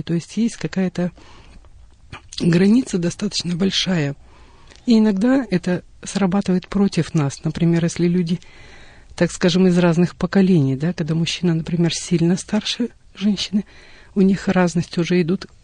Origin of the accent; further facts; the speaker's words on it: southern Kazakhstan, Kazakhstan; moved away as an adult; also born or lived in Russian Far East; now in Russia; Я родилась э, в Южной Республике Казахстан, выросла на юге. А, в возрасте 18 лет уехала на Дальний Восток